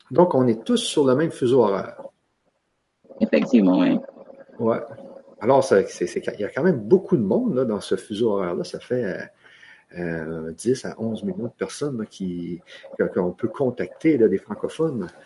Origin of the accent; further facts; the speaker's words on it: Canada; comme vous savez, moi, je suis du Canada et toi, tu es de Guadeloupe.